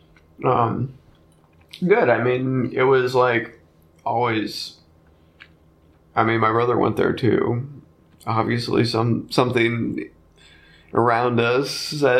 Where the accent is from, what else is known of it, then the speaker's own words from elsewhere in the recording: Bloomington, Indiana, United States; I live in Indiana. I was born in Indiana. I've lived most of my life in Indiana